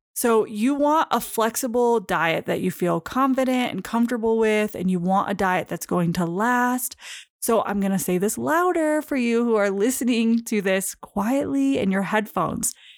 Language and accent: English; Michigan, United States; moved away; I'm originally from Michigan